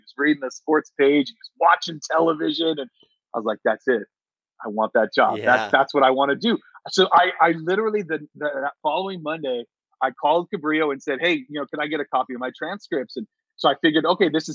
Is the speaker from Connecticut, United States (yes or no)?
no; Stockton, California, United States; also born or lived in Santa Cruz, California; I grew up in Stockton.